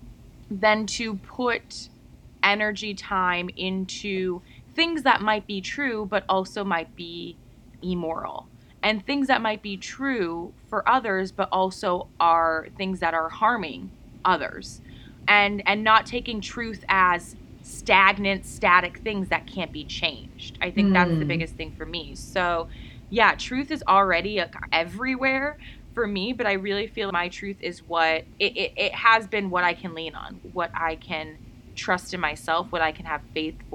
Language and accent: English; United States; my home country in America